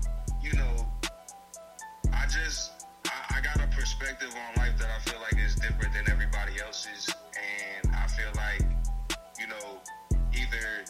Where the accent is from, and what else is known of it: New York City, New York, United States; born or raised there; accent: Southern